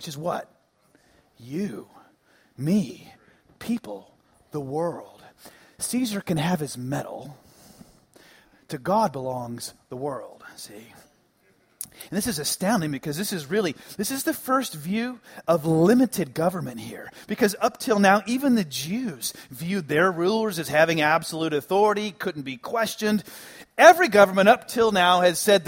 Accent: Dallas, Texas, United States; where I grew up in the Dallas area

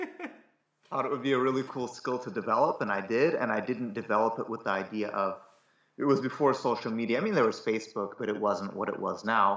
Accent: Cleveland, Ohio, United States; I grew up in Cleveland, Ohio

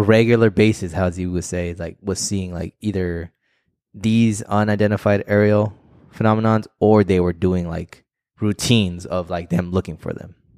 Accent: Arizona, United States; We're just from Arizona

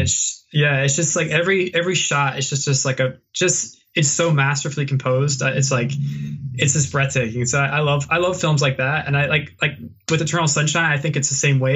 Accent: Virginia, United States; moved away as an adult; now in Vancouver, Canada; I, am from the South originally in Virginia, and I, I love Virginia and I, I love where I'm, I'm, from

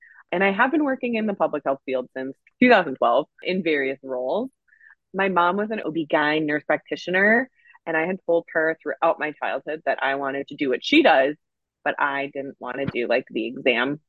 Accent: Minneapolis–Saint Paul, Minnesota, United States; I was born and raised here in the Twin Cities area.

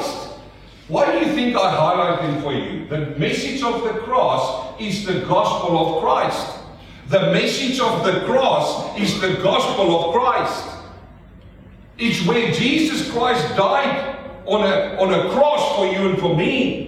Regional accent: South Africa; accent: South African; now in Melbourne, Australia; my South African accent

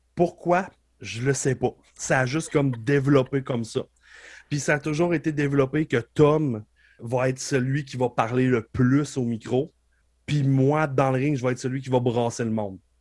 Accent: Beauce, Quebec, Canada; je viens de la Beauce

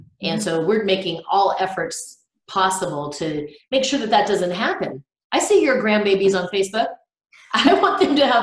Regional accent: Southern California, United States; I grew up in Southern California

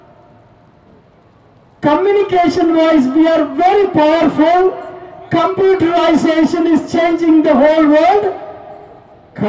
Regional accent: India; now in Brisbane, Australia; I am from India with a Tamil background

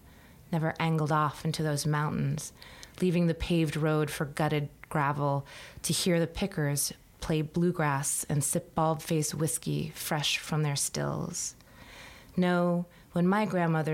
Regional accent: United States; where I grew up in the Blue Ridge, which was a very haunted landscape

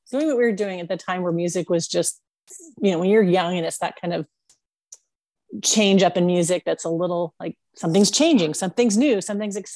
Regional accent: Maryland, United States; I was born and raised in Maryland

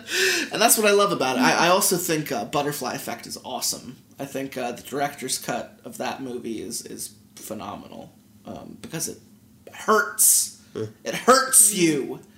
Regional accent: Philadelphia, Pennsylvania, United States; I'm from Philly, you know?

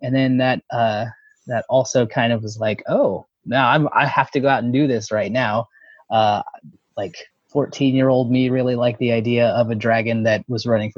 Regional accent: Texas, United States; My pronouns are he, him, and I'm from Texas. Not that you can tell from my voice.

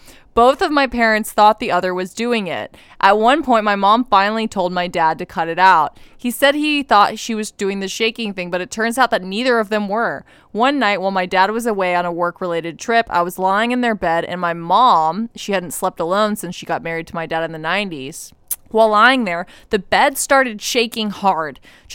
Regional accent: Ohio, United States; born there; Some more context, I was born in Ohio, which is haunted AF, and I have so many stories from Ohio. Now I live in Florida

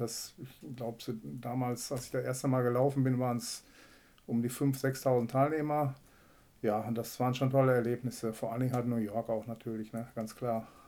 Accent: Herzebrock-Clarholz, North Rhine-Westphalia, Germany; moved away as an adult; now in Münster, Germany; Ich bin äh, gebürtig aus Herzebrock-Klarholz

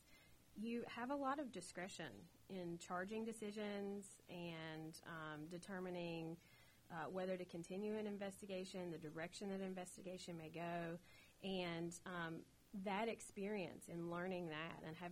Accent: Southern West Virginia, United States; accent: holler; growing up in Southern West Virginia and with a close family

